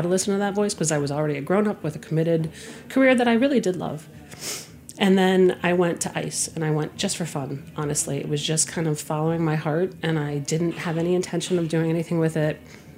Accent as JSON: {"language": "English", "region": "Connecticut", "country": "United States", "tie": "born or raised there"}